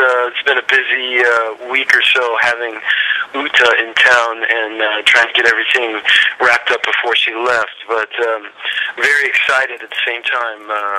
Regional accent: St. Louis, Missouri, United States; I'm originally from St. Louis, Missouri.

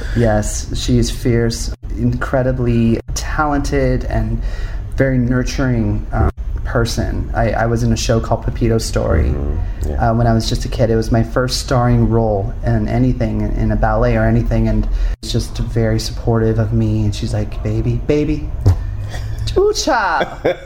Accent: Upland, California, United States; I grew up in a small town called Upland, California, which is uh, it's called the Inland Empire

